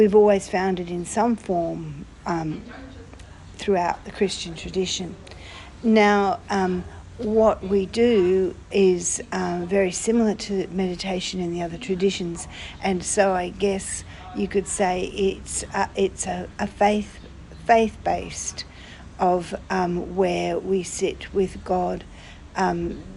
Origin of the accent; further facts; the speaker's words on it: Australia; I'm from Australia